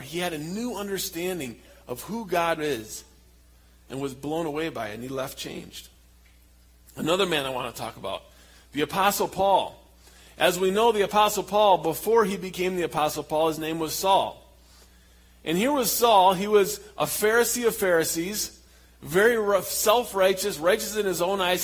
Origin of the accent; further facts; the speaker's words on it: Michigan, United States; moved away as an adult; also born or lived in Papua, Indonesia; now in Indonesia; we're from Michigan